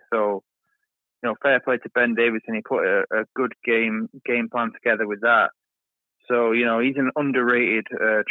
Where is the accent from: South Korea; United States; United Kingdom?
United Kingdom; as a Brit